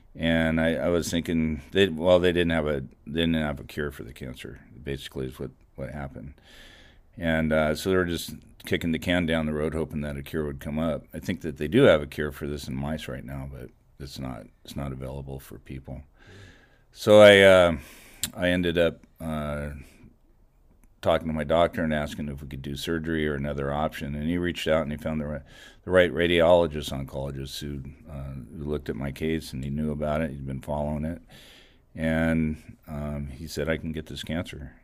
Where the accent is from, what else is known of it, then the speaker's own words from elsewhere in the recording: Goleta, California, United States; I grew up here. I grew up in Goleta. I went to Dos Pueblos High School